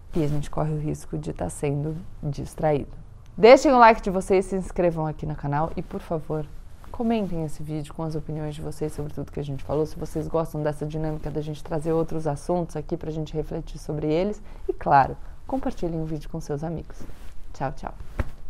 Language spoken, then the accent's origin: Portuguese; Brazil; a gente, como brasileiro, também ouve diariamente na nossa política aqui no Brasil